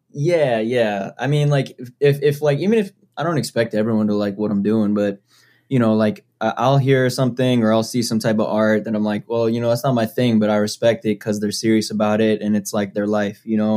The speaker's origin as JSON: {"language": "English", "town": "Foxborough", "region": "Massachusetts", "country": "United States", "tie": "born or raised there", "said": "I grew up in Foxborough, Massachusetts."}